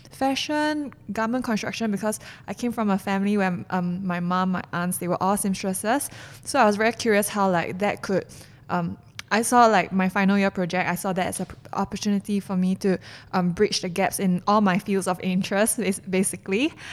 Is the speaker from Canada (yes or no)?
no; Singapore; I'm a Singaporean and Singaporeans are known to be foodies